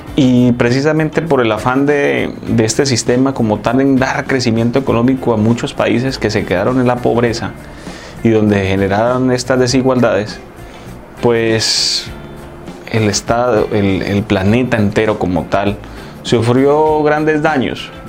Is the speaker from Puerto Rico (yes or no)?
no; Colombia; lo que tenemos que buscar como colombianos